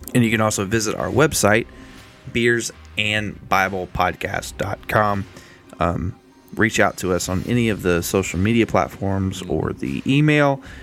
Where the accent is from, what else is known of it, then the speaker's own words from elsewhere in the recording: United States; I love the country I live in. I love being an American